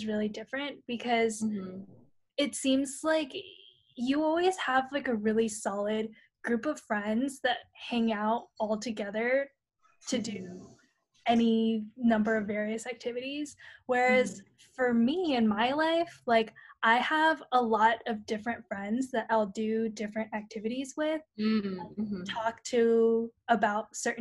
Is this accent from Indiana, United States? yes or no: no; San Francisco, California, United States; moved away; those that I grew up with in San Francisco